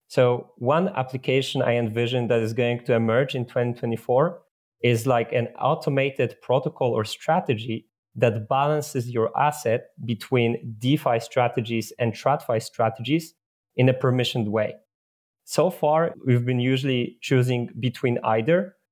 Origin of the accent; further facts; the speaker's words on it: Poland; I come from Poland